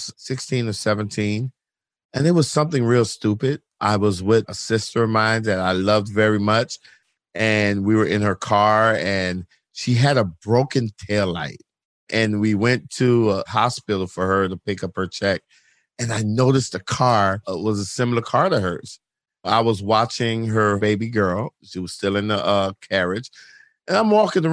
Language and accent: English; Miami, Florida, United States; also born or lived in St. Croix, U.S. Virgin Islands / suburbs of Chicago, Illinois; grew up in South Florida, Miami, Florida